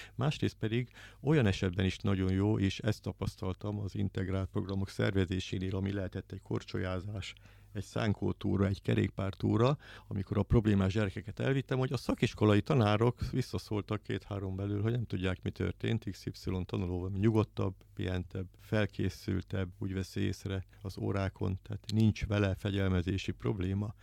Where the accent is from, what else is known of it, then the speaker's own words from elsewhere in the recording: Szolnok, Jász-Nagykun-Szolnok, Hungary; Szolnokon nőttem fel, a szolnoki vagyok